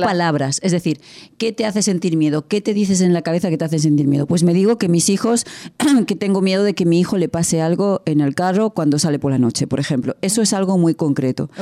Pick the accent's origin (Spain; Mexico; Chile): Spain; De España